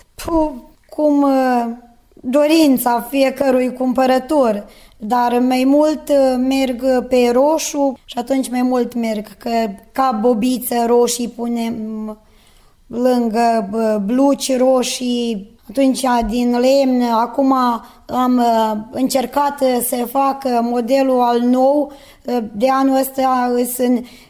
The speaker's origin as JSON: {"language": "Romanian", "town": "Seleuš", "region": "Vojvodina", "country": "Serbia", "said": "sunt din Seleuș, sunt angajată la comunitatea locală din Seleuș"}